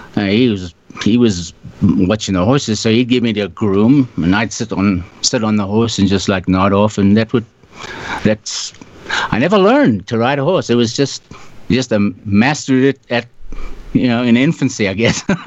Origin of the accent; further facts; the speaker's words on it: South Africa; moved away; I was born in South Africa. Grew up there.